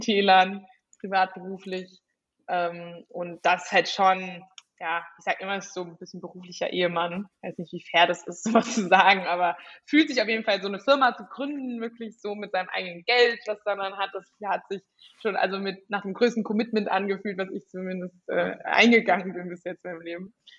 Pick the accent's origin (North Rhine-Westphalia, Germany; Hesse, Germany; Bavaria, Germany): Hesse, Germany; Frankfurt; ich komme irgendwie aus Frankfurt, aus dem Bankerumfeld